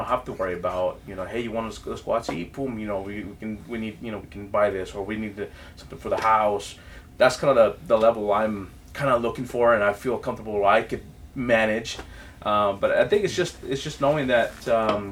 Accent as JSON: {"language": "English", "country": "Mexico", "moved": "yes", "said": "I've come from a background, you know, from Mexico. You know, I'm from Mexico, and so growing up has always been a struggle"}